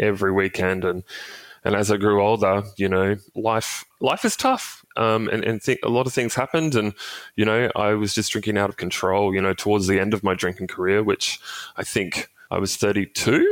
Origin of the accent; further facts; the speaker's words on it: Cairns, Queensland, Australia; I grew up in Cairns, regional city up in North Queensland.